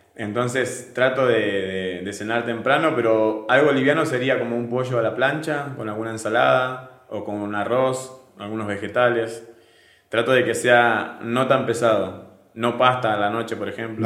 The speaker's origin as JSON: {"language": "Spanish", "country": "Argentina", "moved": "as an adult", "lives_now": "Venezuela", "said": "en Argentina decimos que es"}